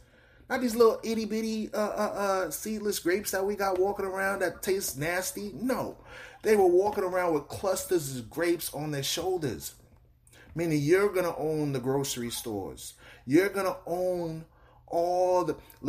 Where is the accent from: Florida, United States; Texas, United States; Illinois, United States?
Florida, United States; Miami; I'm from Miami, so we walk around with golds in our mouth and everything.